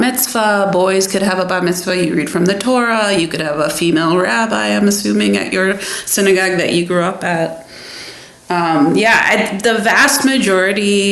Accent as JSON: {"language": "English", "town": "Detroit", "region": "Michigan", "country": "United States", "tie": "born or raised there", "moved": "as an adult", "lives_now": "Toledo, United States", "said": "growing up in Detroit, you were like one of 100,000 Jewish people"}